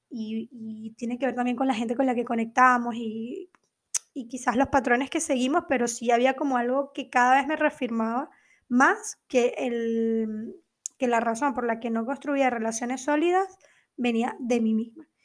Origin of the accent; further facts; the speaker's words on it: Venezuela; also born or lived in Argentina; now in Portugal; sobre todo cuando emigré de Venezuela a Argentina y luego de Argentina a Portugal